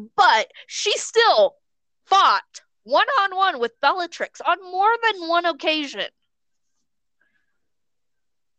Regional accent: United States; We may be American

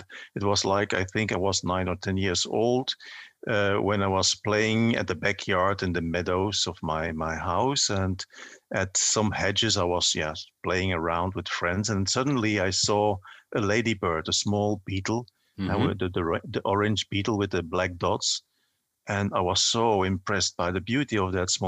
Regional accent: Belgium; I grew up in a coal mining region.

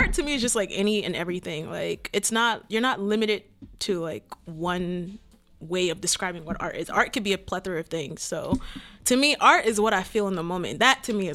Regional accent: Cameroon; also born or lived in Virginia; now in DMV area, United States; I'm originally from Cameroon, born and raised

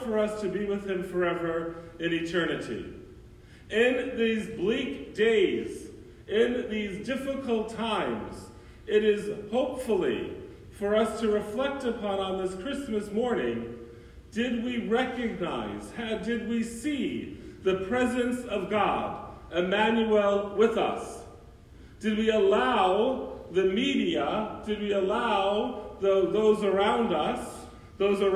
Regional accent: New York, United States; now in Brooksville, United States; I grew up in New York

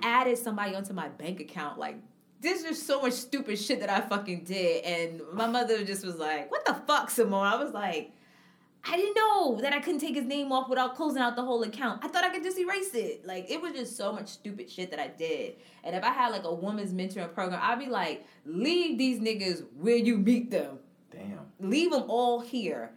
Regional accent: New York City, New York, United States; I'm from Harlem

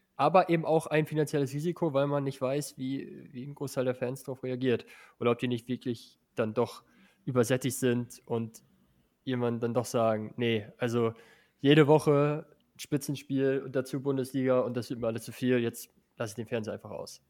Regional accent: northwest Germany, Germany; also born or lived in Salzgitter; ich komme ja auch aus dem Nordwesten

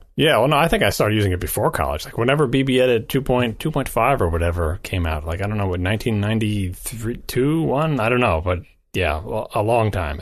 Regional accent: New York, United States; I'm from New York

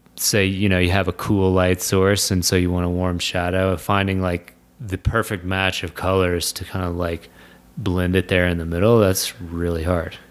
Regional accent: Kentucky, United States; moved away; I'm from Kentucky

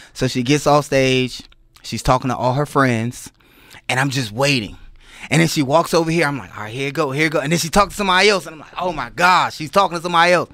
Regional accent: Washington, District of Columbia, United States; I'm from Washington, D C. By way of, uh, I played at Dunbar High School

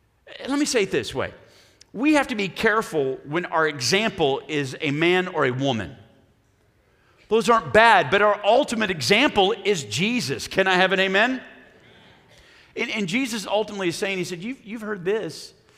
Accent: Oklahoma, United States; Problem is, we're from Oklahoma.

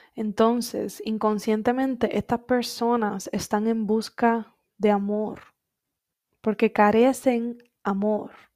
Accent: Coamo, Puerto Rico; moved away as an adult; Cuando yo me fui de Puerto Rico en el 2016, para mí, Coamo, mi pueblito querido

